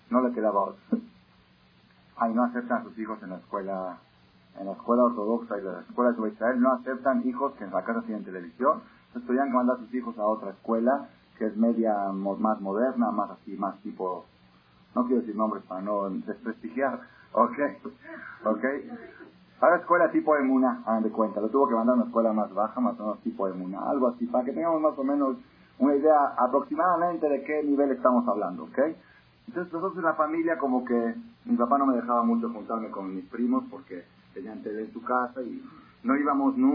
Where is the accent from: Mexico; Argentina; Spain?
Argentina; Buenos Aires; born there; En Buenos Aires, en Argentina, país donde yo nací, la familia de nosotros, la familia …, era símbolo de familia religiosa.